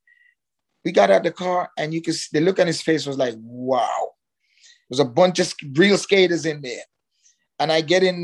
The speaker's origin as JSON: {"language": "English", "country": "Jamaica", "lives_now": "Miami, United States", "said": "I'm Jamaican."}